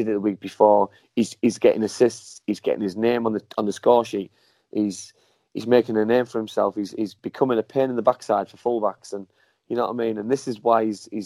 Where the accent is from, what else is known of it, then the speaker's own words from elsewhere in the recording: Middlesbrough, North East England, United Kingdom; stay at Middlesbrough and stay in my hometown